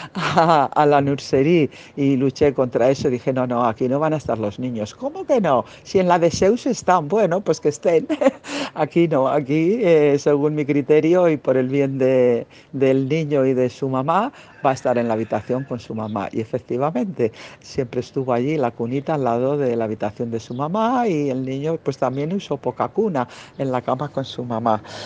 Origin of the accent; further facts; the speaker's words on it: Bilbao, Basque Country, Spain; moved away; also born or lived in Barcelona / Catalonia; de Bilbao, de donde soy